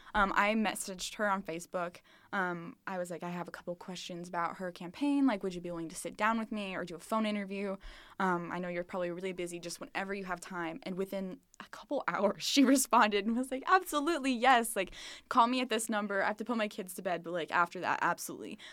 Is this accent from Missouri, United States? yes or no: yes; Springfield, Missouri, United States; moved away as an adult; now in Des Moines, United States; I'm from Springfield, Missouri, um, southern, southern part of Missouri.